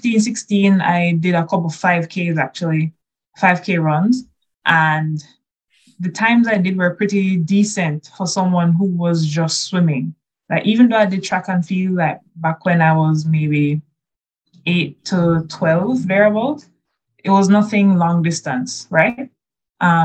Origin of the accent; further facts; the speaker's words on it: Kingston, Jamaica; I'm from Kingston, Jamaica.